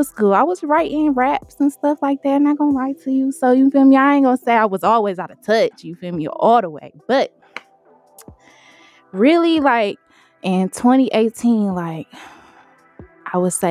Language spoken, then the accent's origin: English; Detroit, Michigan, United States; also born or lived in Ypsilanti, Michigan; I'm from Detroit, Finkel, 4-1, baby. I was there till like, middle school.